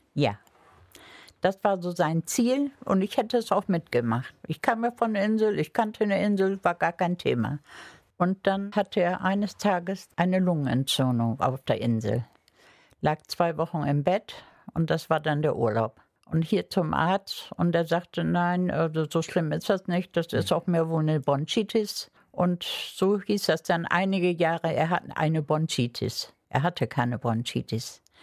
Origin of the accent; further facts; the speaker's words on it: Langeoog, Lower Saxony, Germany; moved away as an adult; also born or lived in Cologne; now in Bremen, Germany; wir sind beide Ostfriesen, wir sind beide auf Langeoog geboren